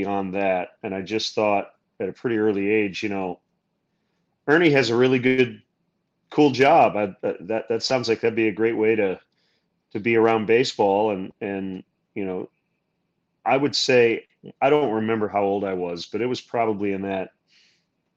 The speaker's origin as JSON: {"language": "English", "region": "Michigan", "country": "United States", "tie": "born or raised there", "said": "Growing up in Michigan, the Tigers were the home team"}